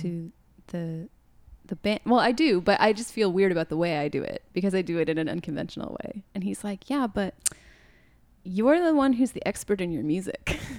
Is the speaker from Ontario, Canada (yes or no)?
yes; Toronto, Ontario, Canada; I grew up in Scarborough